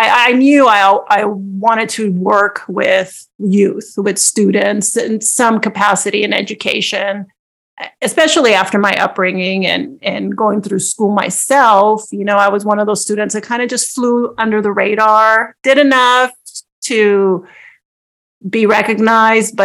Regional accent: Los Angeles, California, United States; I was born and raised in Los Angeles, and most people would say, yes, East

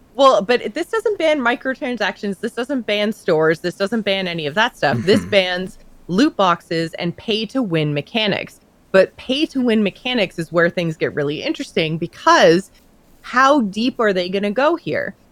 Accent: Canada; I'm Canadian

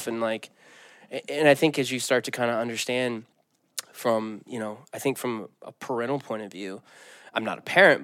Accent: the Bible Belt, United States; I grew up in the Bible Belt

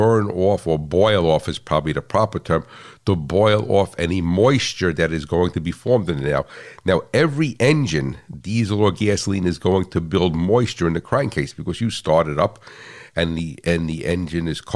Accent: United States; I'm American

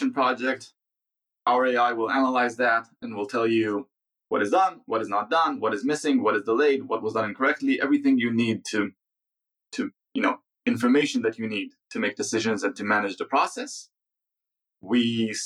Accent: Israel; we're software people from Israel.

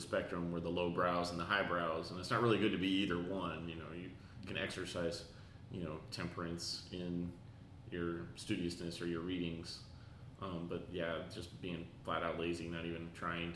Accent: Texas, United States; I'm Texan

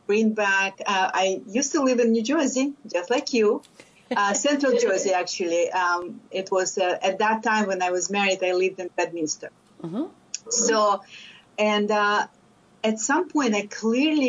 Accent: Lithuania; English is a second language; moved away as an adult; now in United States; I am a first-generation immigrant from Lithuania. I came to the States over 30 years ago. And when I came, even though I had a master's degree in physics, I did not speak English.

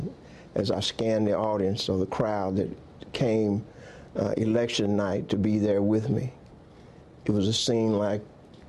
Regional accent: Fort Smith, Arkansas, United States; Fort Smith is my hometown, and I've had a chance to see her grow and change.

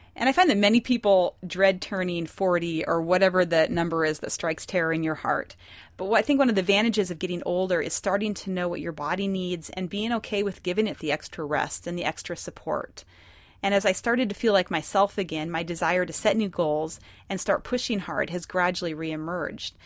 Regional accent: Montana, United States; moved away; I was born and raised in Montana, so we're very independent-minded there.

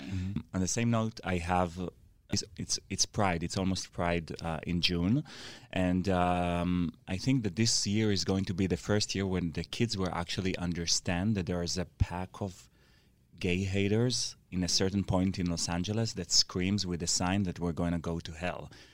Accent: Israel

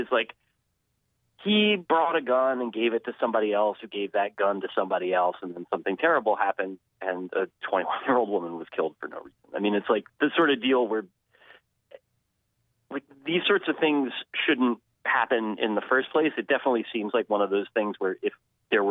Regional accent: New Jersey, United States; the closest Division I school to where I grew up in North Jersey

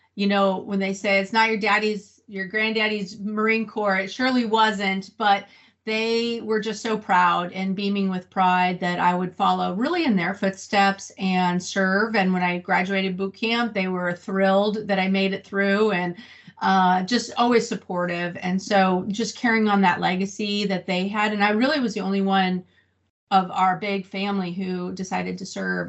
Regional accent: Santa Rosa, California, United States; moved away as an adult; also born or lived in Camp Pendleton; now in Fallbrook, United States; I was born and raised in Northern California in Sonoma County in a, a, town called Santa Rosa

